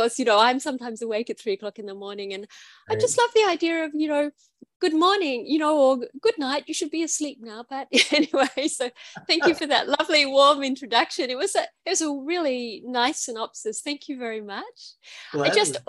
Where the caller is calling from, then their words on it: Queensland, Australia; I'm calling from Aboriginal country called Gubbi Gubbi, and I'm in Queensland in Australia.